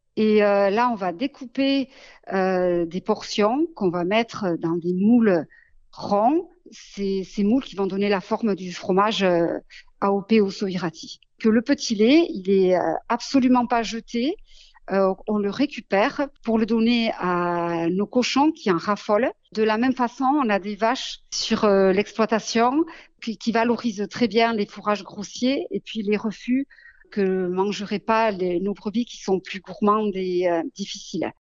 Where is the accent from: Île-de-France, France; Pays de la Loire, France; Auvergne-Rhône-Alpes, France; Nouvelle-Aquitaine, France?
Nouvelle-Aquitaine, France; Basque Country; c'est l'attachement à ma maison natale et à ma terre natale qui, m'a poussée à m'installer.